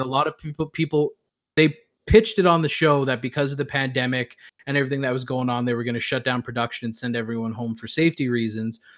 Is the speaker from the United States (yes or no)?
no; Canada; I as a Canadian